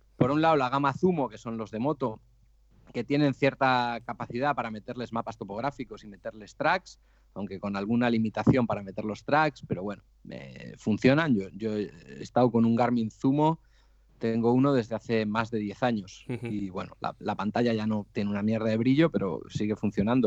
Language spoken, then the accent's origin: Spanish; Santoña, Cantabria, Spain; Soy un cántabro de Santoña, 39 años